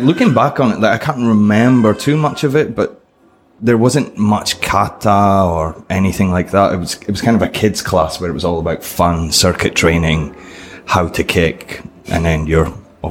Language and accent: English; Scotland, United Kingdom; Yeah. So yeah, when I was in Scotland, I started, what, 5 year old or something?